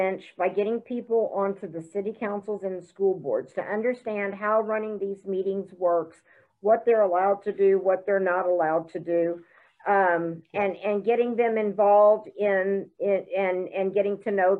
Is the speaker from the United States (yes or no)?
yes; Broken Arrow, Oklahoma, United States; I mean, I'm from Broken Arrow and our city council has taken it, you know, for the whole mask mandate.